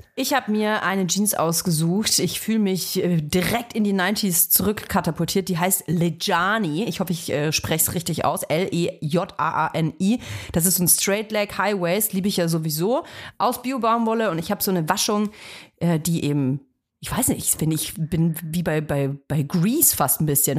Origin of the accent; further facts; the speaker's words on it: Nuremberg, Bavaria, Germany; moved away; Ich komme ja aus Nürnberg und ich höre auch total gerne Nürnberger Radiosender. Ähm, ich, mein Lieblingsradiosender früher als Kind war N1